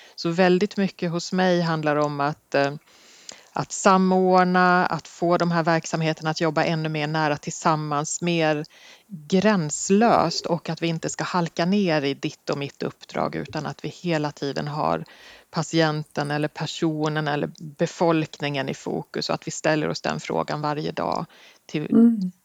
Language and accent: Swedish; Sorunda, Stockholm County, Sweden; moved away as an adult; also born or lived in Skåne; jag kommer faktiskt från en liten ort som heter Sorunda i Nynäshamns kommun, där jag är uppvuxen